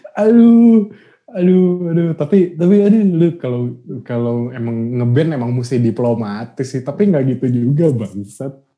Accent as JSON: {"language": "Indonesian", "country": "Indonesia", "said": "kita bilang dong itu dari Indonesia"}